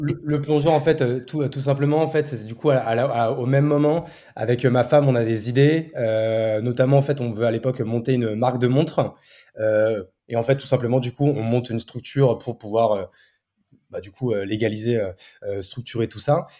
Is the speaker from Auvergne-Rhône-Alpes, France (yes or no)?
no; Marne, Champagne-Ardenne, Grand Est, France; also born or lived in Paris / Reims; mes parents ont voulu euh, déménager. Donc, du coup, euh, adolescent, enfin, enfance, adolescence et jusqu'au bac, euh, je suis dans la Marne